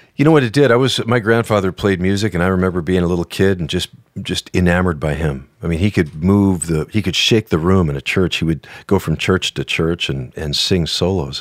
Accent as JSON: {"language": "English", "region": "northern Minnesota", "country": "United States", "tie": "born or raised there", "moved": "yes", "said": "I grew up in northern Minnesota. I was a, just a northern Swedish kid"}